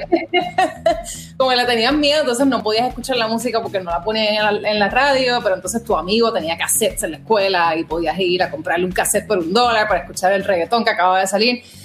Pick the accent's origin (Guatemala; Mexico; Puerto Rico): Puerto Rico; moved away as an adult; now in New York, United States; boricua de pura cepa, nací y criada